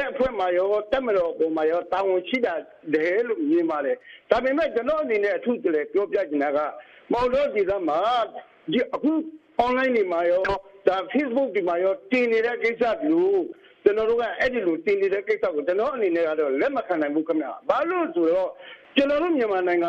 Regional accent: Rakhine State, Myanmar

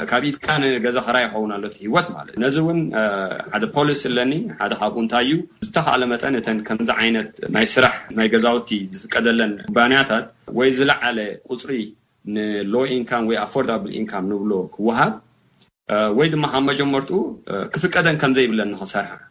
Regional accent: Eritrea; now in Oakland, United States; ኣብ ኤርትራ ተወሊድና ከተትልና ንኣሜሪካ ኣቲና

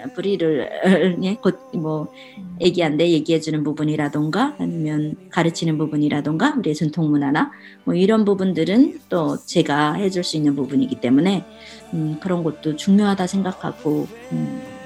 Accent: North Korea; born or raised there; now in Oregon, United States

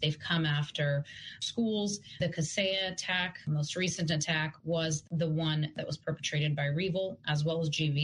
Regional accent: Yaroslavl, Yaroslavl Oblast, Russia; moved away; I am originally from Russia, from Yaroslavl.

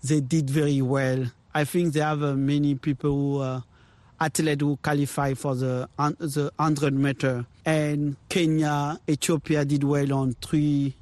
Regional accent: Gabon; I'm coming from Gabon

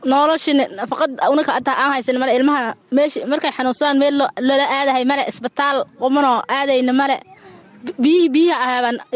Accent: Somalia; moved away as an adult; now in Buulobakti displacement camp, Somalia; waxaan ka yimid wareegta

